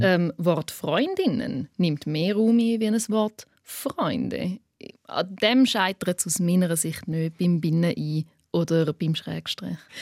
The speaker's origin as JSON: {"language": "German", "country": "Switzerland", "accent": "Swiss German", "first_language": "Swiss German", "said": "Schweizerdeutsch ist auch meine Muttersprache"}